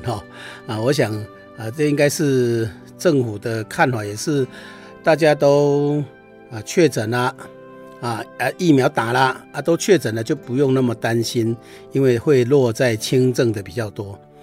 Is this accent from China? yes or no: no; Taiwan; 我们台湾话说